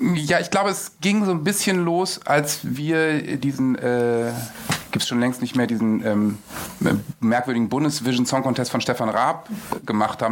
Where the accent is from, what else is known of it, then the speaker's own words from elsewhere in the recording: Germany; aufgewachsen eben im Umland von Bremen mit einem Vater, der Werder-Fan war.